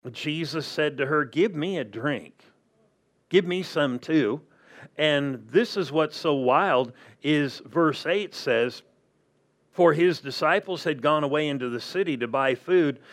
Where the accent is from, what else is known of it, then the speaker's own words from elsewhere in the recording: Southern California, United States; now in Arizona, United States; I grew up in Southern California